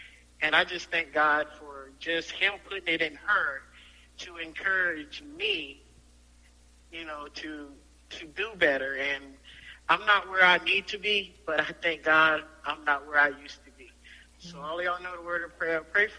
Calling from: Washington, District of Columbia, United States; I'm calling in from Washington, D.C.

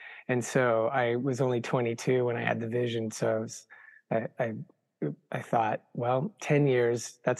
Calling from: Berkeley, California, United States; I'm tuning in from Berkeley, California.

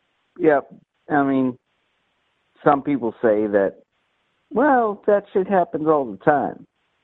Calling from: San Francisco, California, United States; San Francisco.

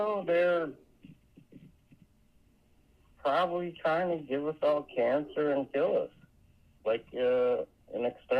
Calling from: Florida, United States

